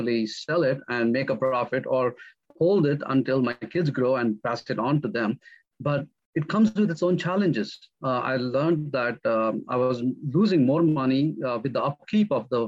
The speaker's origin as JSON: {"language": "English", "country": "India", "tie": "born or raised there", "moved": "as an adult", "lives_now": "North Carolina, United States", "said": "I come from India. I moved from India to the United States in the year 2001. I was born and raised in a middle-class family"}